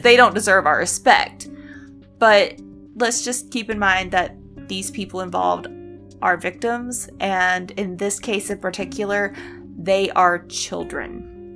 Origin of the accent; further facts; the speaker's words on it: United States; we are from America and we live in an apartment complex